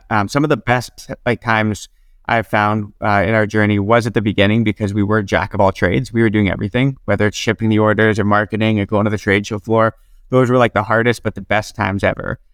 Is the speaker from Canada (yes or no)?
yes; Regina, Saskatchewan, Canada; moved away as an adult; also born or lived in Nanaimo; I grew up in Regina, Saskatchewan, and I, I lived there right through until my second year of college